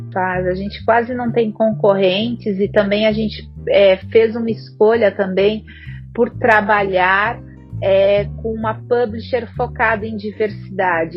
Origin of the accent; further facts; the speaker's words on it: South Region, Brazil; moved away as an adult; now in São Paulo, Brazil; eu sou paulista, mas eu acabei crescendo, né? Minha família se mudou para lá, para o sul, quando eu era ainda criança.